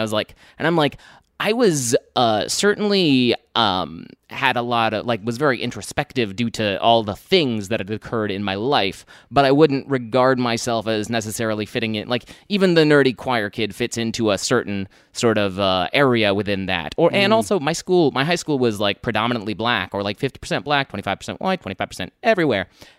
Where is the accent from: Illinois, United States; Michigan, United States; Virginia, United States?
Virginia, United States; Alexandria; also born or lived in Texas; now in New York, United States; I was born in Texas. I grew up in the D.C. area, Virginia, and in Alexandria.